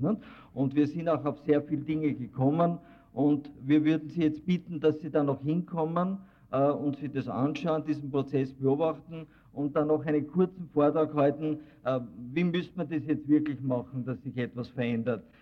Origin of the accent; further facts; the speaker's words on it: Austria; bei uns in Österreich